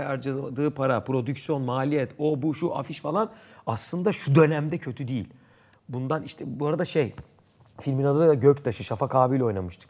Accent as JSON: {"language": "Turkish", "region": "Istanbul", "country": "Turkey", "said": "Erenköy. Bağdat Caddesi çocuğuyum."}